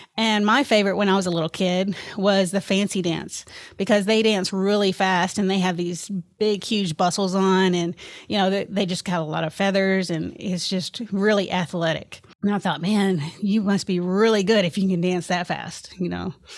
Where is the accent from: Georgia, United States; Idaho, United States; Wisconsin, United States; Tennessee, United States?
Tennessee, United States; Memphis; also born or lived in California / Obion County, Tennessee; I basically grew up in Memphis, Tennessee, and I went to school there in the, uh, Raleigh area.